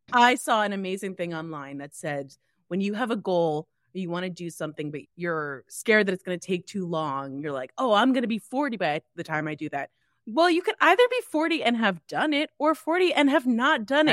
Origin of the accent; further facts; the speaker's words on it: New Jersey, United States; I am from New Jersey